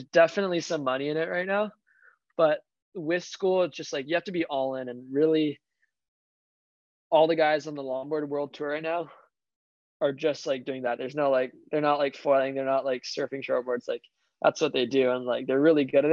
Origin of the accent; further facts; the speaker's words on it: Honolulu, Hawaii, United States; I grew up in Waikiki